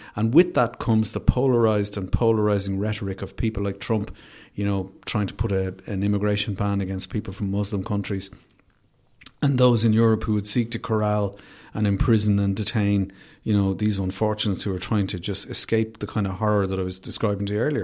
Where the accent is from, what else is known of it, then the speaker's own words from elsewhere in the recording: Dublin, Leinster, Ireland; I'm from Finglas originally, I grew up in Finglas.